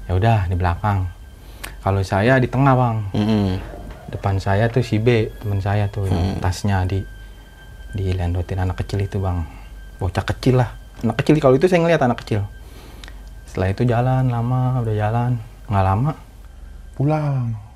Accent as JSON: {"language": "Indonesian", "region": "Jakarta", "country": "Indonesia", "said": "Yang penting kita orang Jakarta, Bang."}